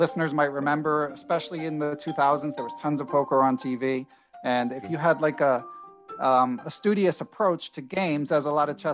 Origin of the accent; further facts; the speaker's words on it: Philadelphia, Pennsylvania, United States; grew up in Center City, Philadelphia